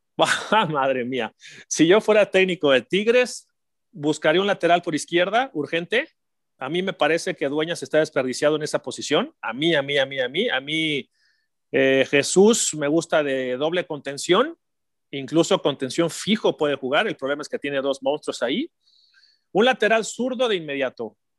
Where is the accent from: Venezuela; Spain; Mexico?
Mexico; como mexicanos